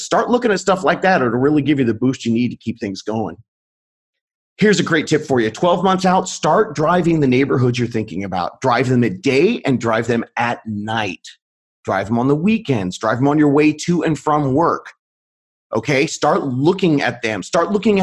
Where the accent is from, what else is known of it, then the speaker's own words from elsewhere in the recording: Long Beach, California, United States; out here in Southern California, we sell homes near the area where I grew up in Long Beach